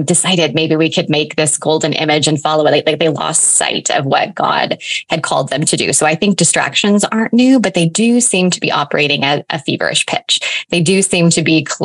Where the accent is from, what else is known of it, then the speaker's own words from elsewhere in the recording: eastern Washington State, United States; I have lived here my entire life. I actually live like 20 miles from where I was born